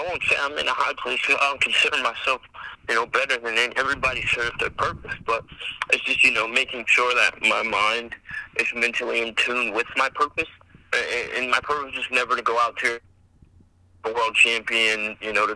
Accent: Virginia, United States; here in my home state

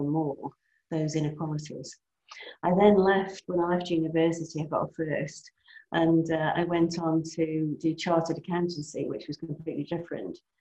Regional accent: Cheshire, North West England, United Kingdom; moved away; I grew up in Cheshire. I grew up in the countryside, actually.

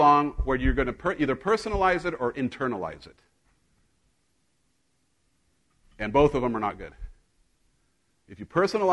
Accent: Mexico; moved away; I grew up in Mexico

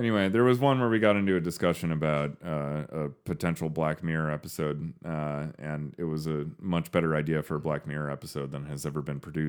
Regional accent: United Kingdom; Hey, I'm British.

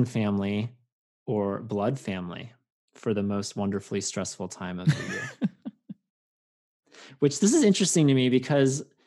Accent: Langhorne, Pennsylvania, United States; moved away as an adult; also born or lived in West Coast; growing up in Langhorne, Pennsylvania, where there's a live nativity a mile down the road from my grandparents' house

